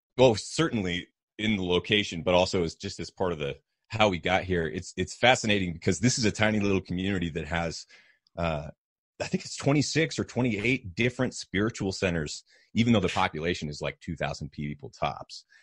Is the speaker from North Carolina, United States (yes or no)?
no; New Hampshire, United States; moved away; also born or lived in Austin, Texas; I grew up in New Hampshire, um, in, in kind of a tiny mountainous community